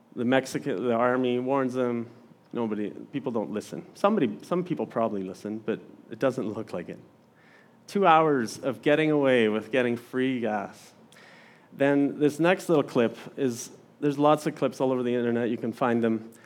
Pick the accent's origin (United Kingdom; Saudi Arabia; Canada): Canada; Didsbury, Alberta; now in Olds, Canada; I grew up in Didsbury